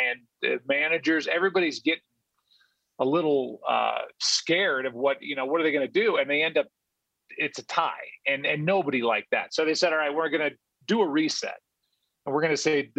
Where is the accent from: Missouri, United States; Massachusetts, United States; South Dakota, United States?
Missouri, United States; St. Louis; I grew up in St. Louis, a Cardinal fan